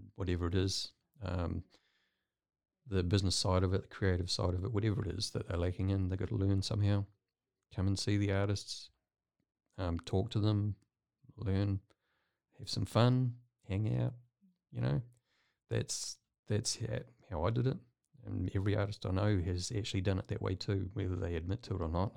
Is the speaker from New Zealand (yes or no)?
yes; New Zealand; moved away as an adult; now in Waco, United States; I'm not from Waco. I'm from New Zealand